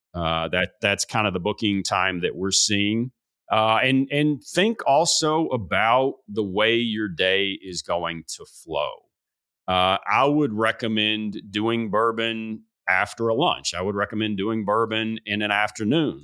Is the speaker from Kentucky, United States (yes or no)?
yes; Bardstown, Kentucky, United States; This is in my hometown